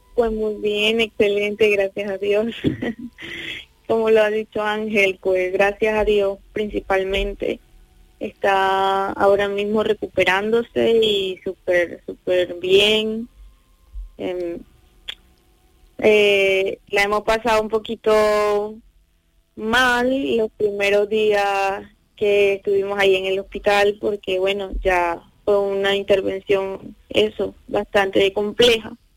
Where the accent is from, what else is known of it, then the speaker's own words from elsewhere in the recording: Venezuela; moved away as an adult; somos de Venezuela, entonces estando allí